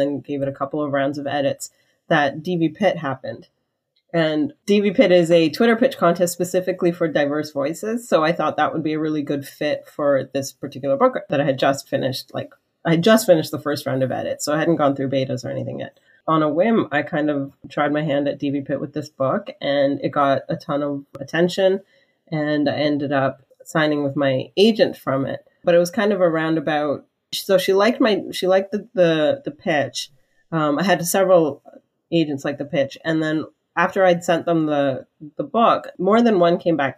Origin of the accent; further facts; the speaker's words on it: Canada; I'm Canadian